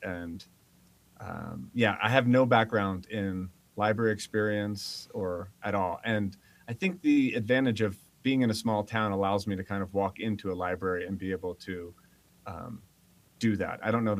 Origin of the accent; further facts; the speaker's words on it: northeast of Philadelphia, Pennsylvania, United States; moved away as an adult; also born or lived in Los Angeles, California; now in Salmon, Idaho, United States; I'm from Pennsylvania area, northeast of Philadelphia. I left after university out to Los Angeles and spent my formidable adult years out in Los Angeles. And then somehow via throwing a dart at a map ended up in Salmon, Idaho.